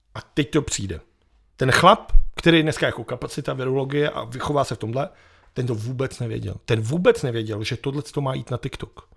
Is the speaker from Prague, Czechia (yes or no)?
yes; Prague, Czechia